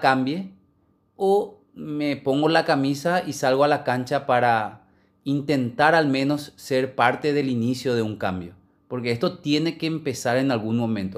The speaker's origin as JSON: {"language": "Spanish", "country": "Paraguay", "said": "como cualquier paraguayo"}